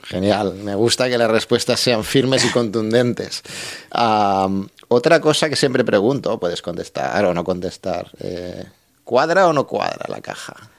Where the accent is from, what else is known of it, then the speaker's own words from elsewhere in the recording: Barcelona, Catalonia, Spain; now in Tarragona, Spain; yo yo de Barcelona, no soy de Tarragona